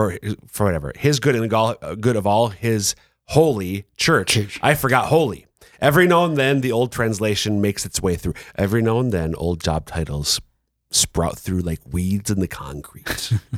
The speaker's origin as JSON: {"language": "English", "region": "Minnesota", "country": "United States", "said": "But I'm being from Minnesota, we don't have the closest it comes, I think, intrastate rivalry is hockey between the University of Minnesota, the Golden Gophers, and the Bulldogs of UMD."}